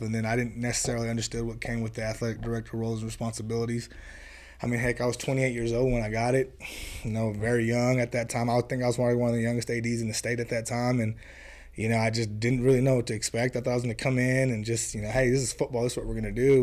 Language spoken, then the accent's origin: English; Florida, United States; moved away as an adult; now in Brownfield, United States; I did a year in Florida at my hometown